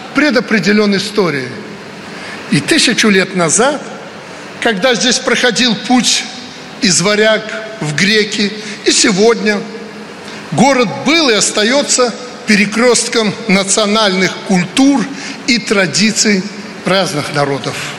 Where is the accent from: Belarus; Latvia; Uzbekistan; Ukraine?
Belarus; Мы, белорусы, не ради пафоса называем Витебск культурной столицей